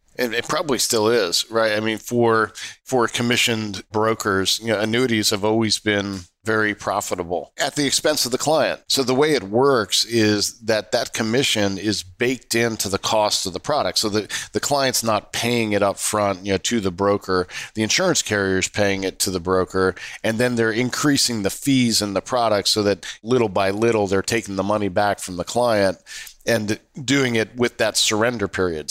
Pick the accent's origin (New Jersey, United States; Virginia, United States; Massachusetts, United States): Virginia, United States; Northern; also born or lived in Jersey City; When I was a kid growing up in Northern Virginia in A C C territory